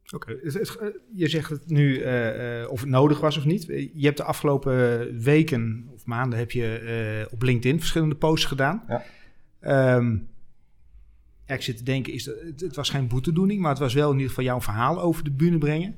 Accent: Netherlands; wij als Hollanders

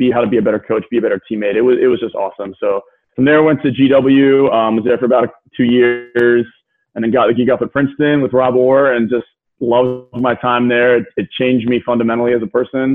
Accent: Sydney, New South Wales, Australia; now in Texas, United States; I grew up in Sydney, Australia

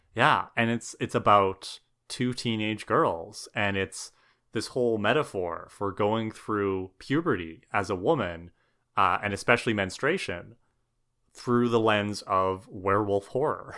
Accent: Thunder Bay, Ontario, Canada; where we grew up in Thunder Bay

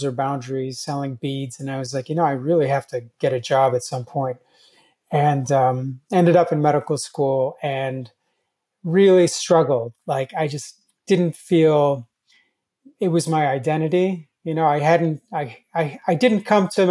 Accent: Turkey; moved away; I wasn't born in this country. I was born in Turkey.

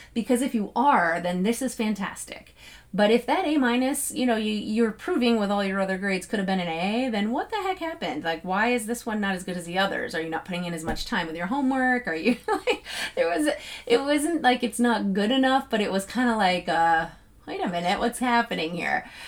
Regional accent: New Hampshire, United States; I'm from New Hampshire

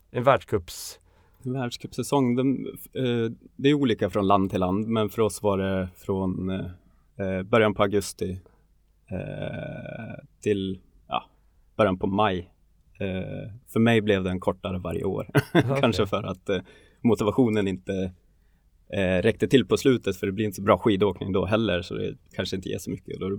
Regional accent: Tärnaby, Västerbotten County, Sweden; omkring, jag är uppväxt i Tärnaby, det är kulturen och det är inget konstigt att, eh, att folk tänker så eller säger så.

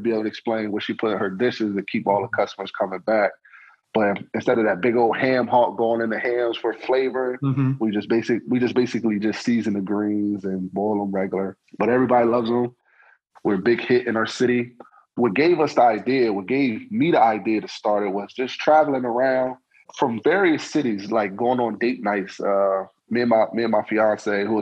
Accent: Harrisburg, Pennsylvania, United States; also born or lived in Atlanta; We're the capital of PA

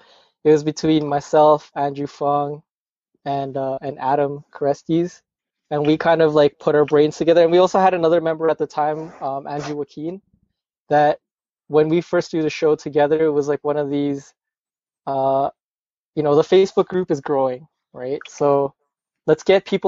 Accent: Canada; I'm from Canada

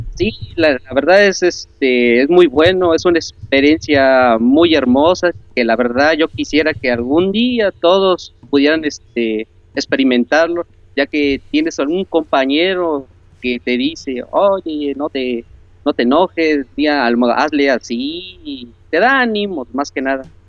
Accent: Córdoba, Veracruz, Mexico; yo soy de Córdoba. Córdoba, Muy Veracruz.

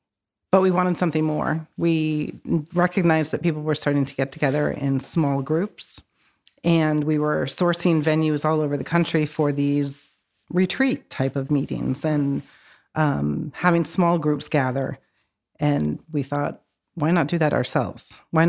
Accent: Hampton, New Hampshire, United States; I grew up in Hampton, went to high school there and everything else.

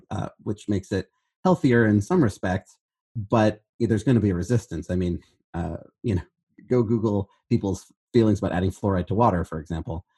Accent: Berkeley, California, United States; I'm from Northern California

